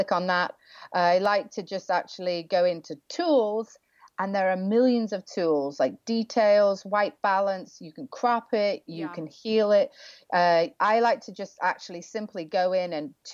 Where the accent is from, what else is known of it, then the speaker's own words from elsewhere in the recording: England, United Kingdom; I'm English